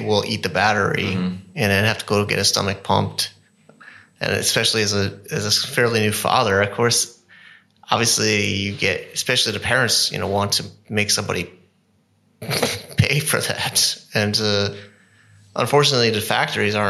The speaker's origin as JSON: {"language": "English", "country": "United States", "moved": "yes", "lives_now": "China", "said": "I'm in China as an American"}